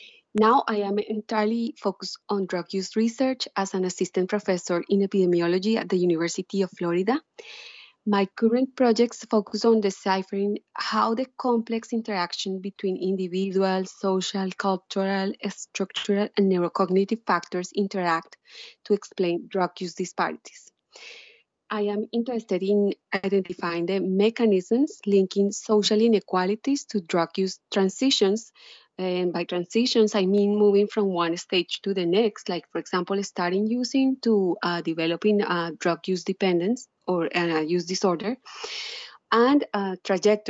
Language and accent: English; Colombia; moved away as an adult; now in United States; I was a medical student in Colombia, my home country